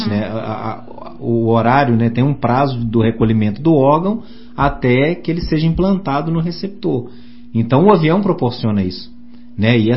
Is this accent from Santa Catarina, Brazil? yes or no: no; Santos Dumont, Minas Gerais, Brazil; Eu sou da cidade de Santos Dumont, onde nasceu o pai da aviação